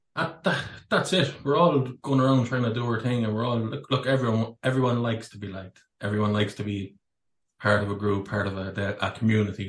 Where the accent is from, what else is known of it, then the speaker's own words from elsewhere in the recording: Ireland; born a Catholic as well in Ireland